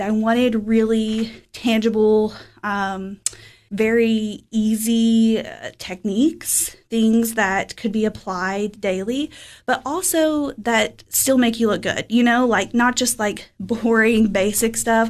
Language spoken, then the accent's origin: English; Fentress County, Tennessee, United States; moved away as an adult; now in Cookeville, United States; I am from Fentress County, so I graduated from Clark Range High School, little rural community in 2011